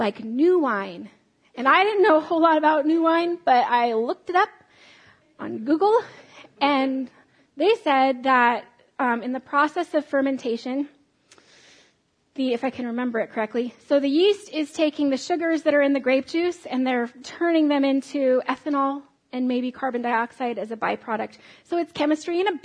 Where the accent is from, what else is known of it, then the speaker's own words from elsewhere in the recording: United States; I'm an American